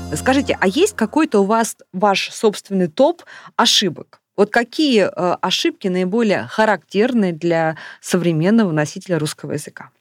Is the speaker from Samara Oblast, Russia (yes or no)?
no; Novosibirsk, Novosibirsk Oblast, Russia; я из Новосибирска